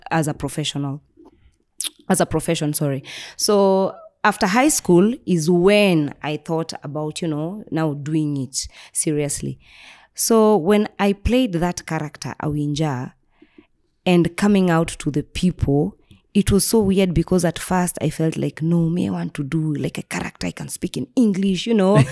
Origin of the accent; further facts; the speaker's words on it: Nairobi, Kenya; I was raised in Nairobi